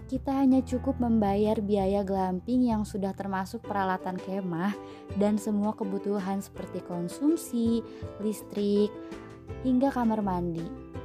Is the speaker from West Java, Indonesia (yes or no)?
yes; West Java, Indonesia; Kenapa? Karena aku tuh orang Sunda pisan, orang Sunda banget gitu.